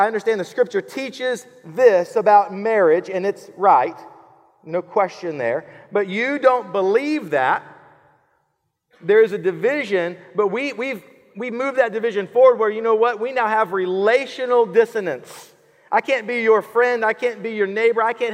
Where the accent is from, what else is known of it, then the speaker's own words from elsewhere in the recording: Killeen, Texas, United States; now in Georgetown, United States; I grew up in Killeen